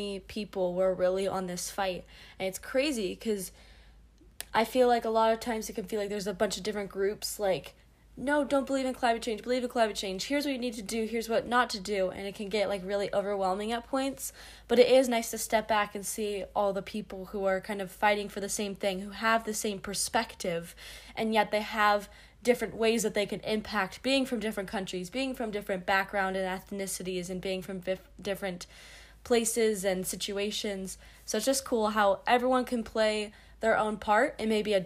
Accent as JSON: {"language": "English", "country": "United States", "said": "I'm from the United States"}